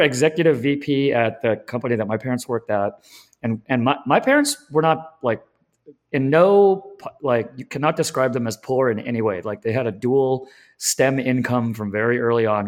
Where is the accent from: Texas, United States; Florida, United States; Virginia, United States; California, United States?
California, United States; Southern; I'm from SoCal